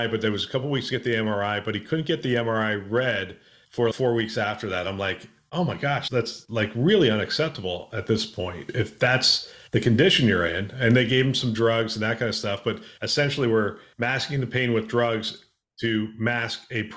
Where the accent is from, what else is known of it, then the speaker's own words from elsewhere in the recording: Pennsylvania, United States; I'm from Pennsylvania